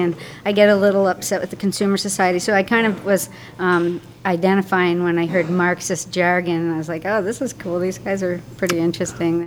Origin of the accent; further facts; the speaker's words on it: Connecticut, United States; moved away as an adult; also born or lived in Maine / Pennsylvania / Swansea, Wales / Dolomites, Italy; now in Vermont, United States; I grew up in Connecticut